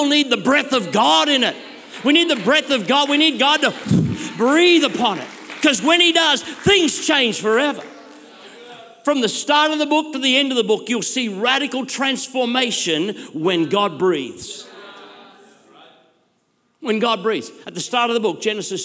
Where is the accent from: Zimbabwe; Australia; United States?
Australia; I'm an Aussie bloke.